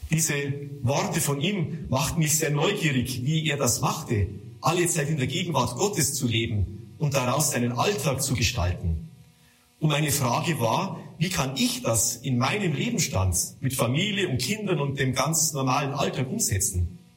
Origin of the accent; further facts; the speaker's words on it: Altötting, Bavaria, Germany; ich komme aus dem Gnadenort Altötzing.